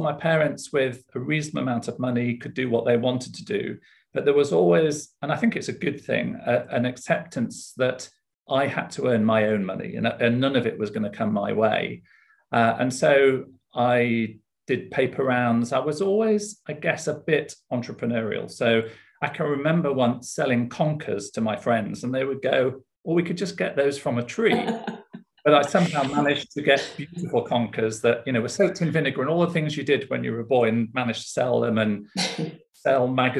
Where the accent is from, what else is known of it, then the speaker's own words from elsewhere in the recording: Leeds, Yorkshire and the Humber, United Kingdom; also born or lived in Sheffield; I grew up in Yorkshire, in Leeds. So I'm a Yorkshire lad, born and bred